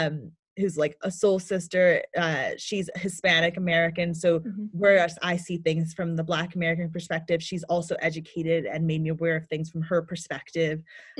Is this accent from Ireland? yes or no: no; Ghana; also born or lived in United States; Yeah, so I was born here in America, and at the age of 1, I was sent to Ghana to live with my grandparents